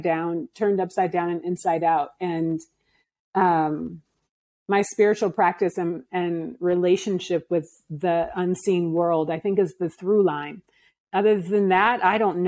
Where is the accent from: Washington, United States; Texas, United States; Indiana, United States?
Washington, United States; Seattle; moved away as an adult; also born or lived in Mexico / Oakland; now in Kigali, Rwanda; I went to Seattle and where I'm from.